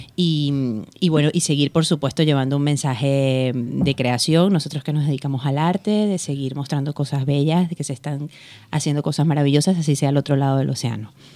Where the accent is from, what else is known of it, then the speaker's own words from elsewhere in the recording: Venezuela; moved away; Todo el equipo de producción de la Finestra Cultural somos venezolanos